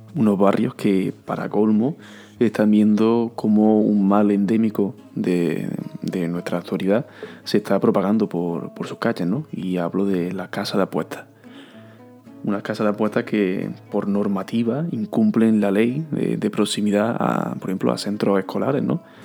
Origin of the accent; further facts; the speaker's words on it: Córdoba, Andalusia, Spain; Y digo, de Villarrubia.